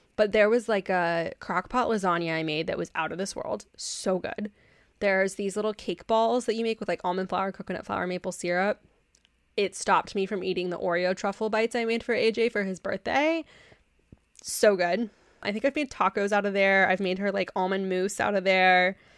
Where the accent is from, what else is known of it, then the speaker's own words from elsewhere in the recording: Texas, United States; I grew up in Texas